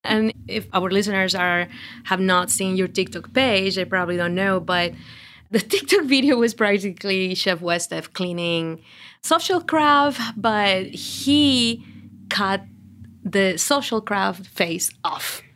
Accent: Mexico; English is a second language; now in Outer Banks, United States; I'm from Mexico, and, but Actually, I almost spend most of my life here in the Outer Banks

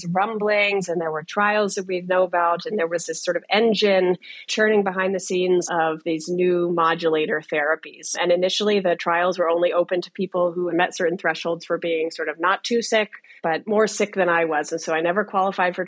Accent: United States; I grew up in the Washington area, and I was treated there for my whole life

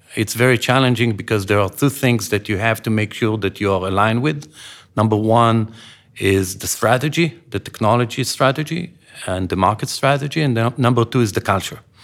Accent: Israel; When I grew up in Israel

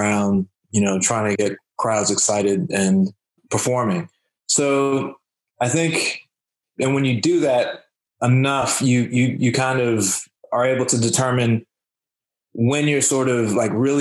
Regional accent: United States; I'm from the United States

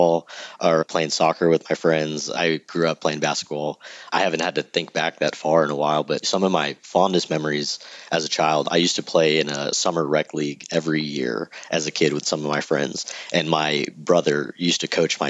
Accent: Sugar Land, Texas, United States; also born or lived in College Station, Texas; I'm born and raised Houston. I actually grew up on the southwest part of town called Sugarland

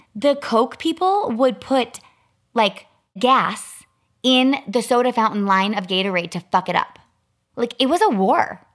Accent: Chicago, Illinois, United States; I grew up in Chicago

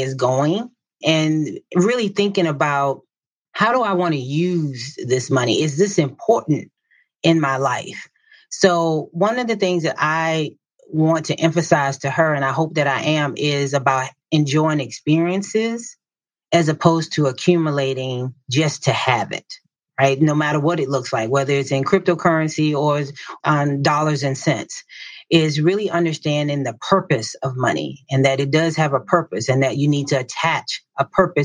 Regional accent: Southern Virginia, United States; So, I grew up in a small town in Southern Virginia. It's called Cambridge, Virginia, and it was a farming town

